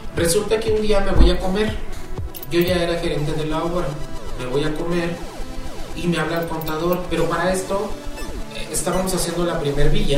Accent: Acapulco, Guerrero, Mexico; now in Puebla, Mexico; para nosotros, en Acapulco

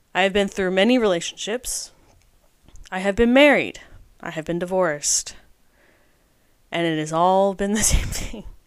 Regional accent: United States; I am an American

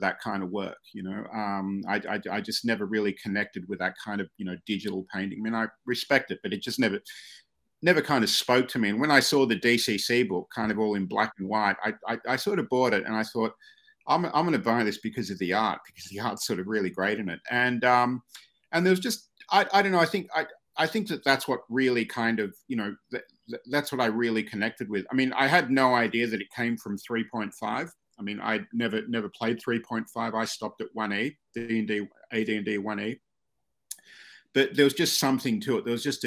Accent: Australia; moved away as an adult; now in New York, United States; I grew up in Australia

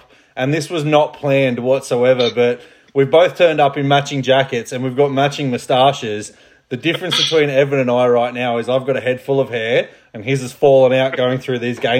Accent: Australia; accent: Australian; also born or lived in United Kingdom; As a British man with an Australian accent

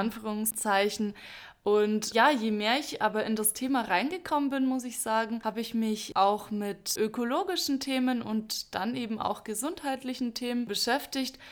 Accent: Bavaria, Germany; Ich bin aufgewachsen, auch in Bayern, ein Stückchen entfernt von Susan

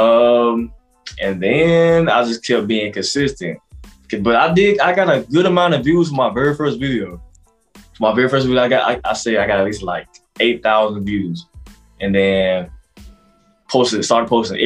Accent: Broxton, Georgia, United States; moved away as an adult; also born or lived in Douglas, Georgia; now in Atlanta, United States; I am from Broxton, Georgia, by way of Douglas, Georgia.

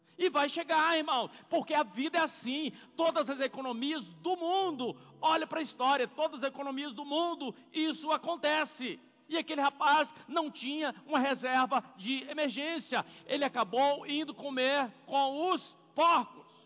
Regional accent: Corinto, Minas Gerais, Brazil; moved away; also born or lived in São Paulo; Minha cidade se chama Corinto

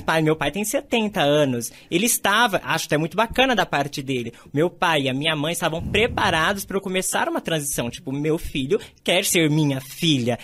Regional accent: Batatais, São Paulo, Brazil; moved away; Batatais era minha aldeia

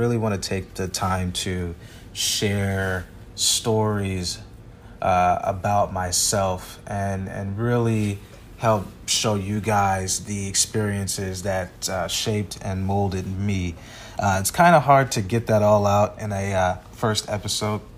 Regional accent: Phoenix, Arizona, United States; born and raised in Phoenix, Arizona. I grew up on the west side of town

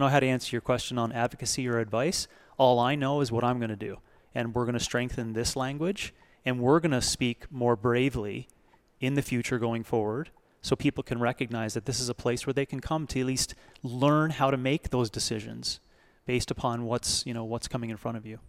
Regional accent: Canada; now in United States; Being a Canadian coming into America

